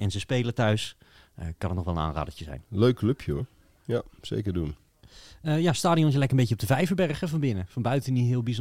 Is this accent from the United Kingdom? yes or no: yes; Walsall, West Midlands, United Kingdom; Zo van, natuurlijk ben ik voor Walsall, want ik kom uit Walsall, mm. weet je wel. En dat ligt eigenlijk aan de weg tussen Birmingham en, eh, en Wolverhampton.